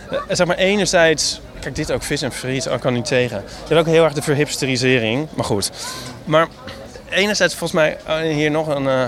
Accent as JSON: {"language": "Dutch", "town": "Amsterdam", "region": "North Holland", "country": "Netherlands", "said": "Ik voel me helemaal thuis als Amsterdammer."}